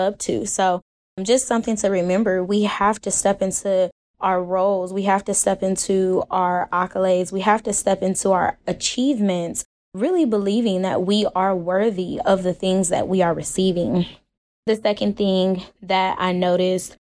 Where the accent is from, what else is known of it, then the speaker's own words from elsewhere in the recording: Cleveland, Ohio, United States; moved away as an adult; now in Texas, United States; I'm originally from Cleveland